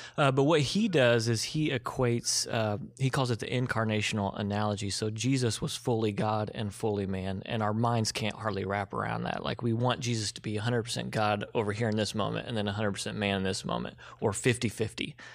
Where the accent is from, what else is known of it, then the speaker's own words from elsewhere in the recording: Evansville, Indiana, United States; moved away as an adult; I was from Evansville, graduated from Wright's, you know, West Sider, Wright's football, the whole thing